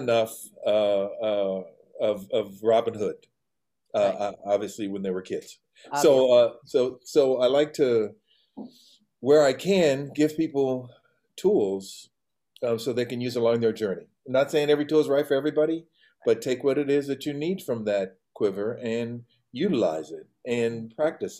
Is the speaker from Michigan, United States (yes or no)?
no; Los Angeles, California, United States; I was born and raised in Los Angeles, this little town